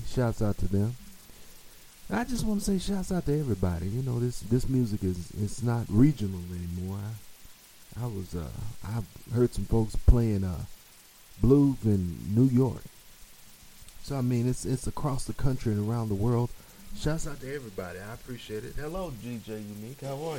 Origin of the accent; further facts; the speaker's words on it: Jamaica; That's my other job. I'm a Jamaican. I got 8 jobs.